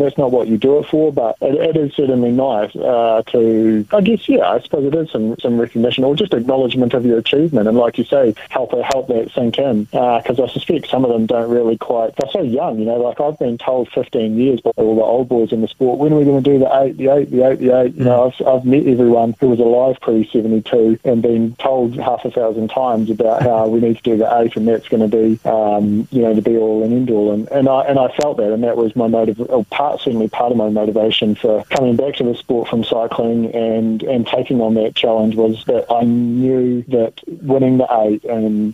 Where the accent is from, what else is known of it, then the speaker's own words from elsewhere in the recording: Dunedin, Otago, New Zealand; moved away; my hometown in Dunedin